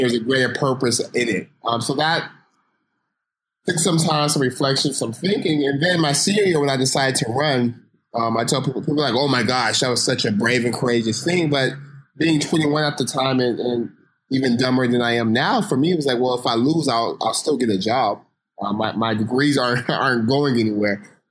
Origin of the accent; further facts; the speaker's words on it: Stockton, California, United States; growing up in Stockton, how that informs my worldview